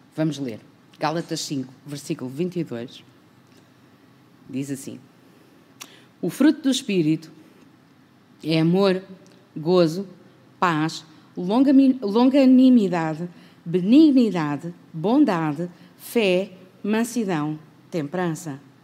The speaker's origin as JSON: {"language": "Portuguese", "country": "Portugal", "said": "nós somos portugueses"}